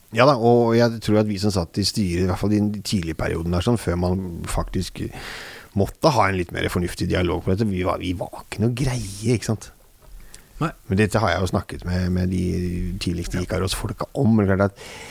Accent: Oslo, Norway; Og det er jo der jeg kommer fra

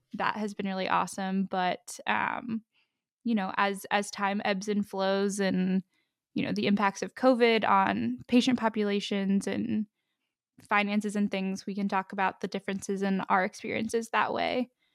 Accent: Pittsburgh, Pennsylvania, United States; also born or lived in Ohio / Columbus, Ohio; now in Columbia, United States; I am originally from Pittsburgh, Pennsylvania

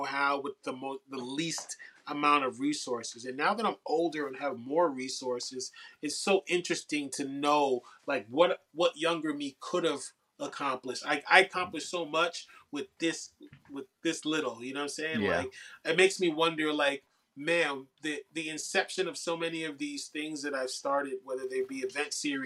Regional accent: New York City, New York, United States; as a New Yorker, as a New York MC, as a New York creative

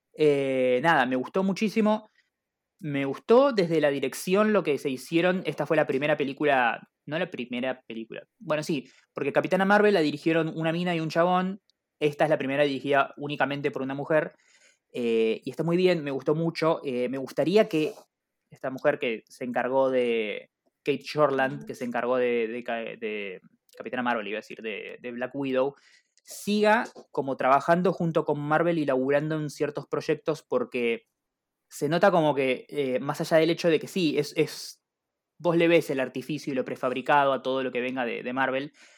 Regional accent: Argentina; como todo buen argentino

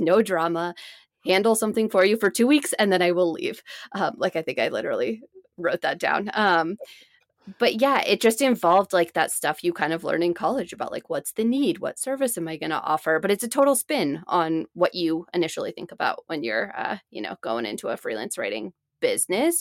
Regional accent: Seattle, Washington, United States; also born or lived in Boston; I spent most of my time growing up in Seattle

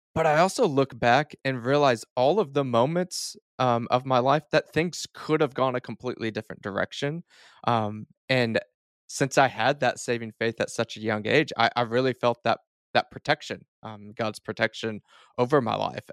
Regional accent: Duncan, Oklahoma, United States; southern Oklahoma is kind of where I was born and raised

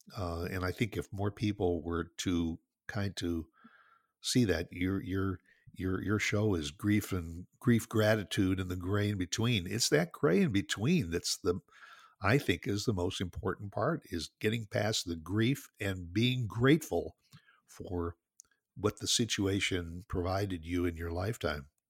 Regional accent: Northwest Indiana, United States; moved away as an adult; also born or lived in New Jersey / Chicago area; now in Dallas, United States; I grew up, my childhood was all spent in Northwest Indiana, just, just southeast of Chicago

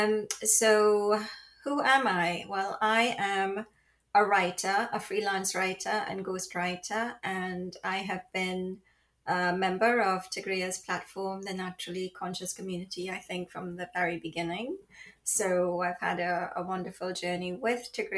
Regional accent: Trinidad & Tobago; also born or lived in London; now in Florida, United States; I was born in the Caribbean. I'm a child of the Caribbean on the beautiful island of Trinidad. And I spent my early years there. And then I moved to London

